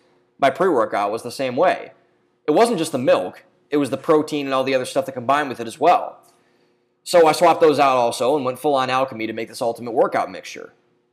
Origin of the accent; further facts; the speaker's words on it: Midwest, United States; Maybe it was because I'm from the Midwest and love our various dairy products.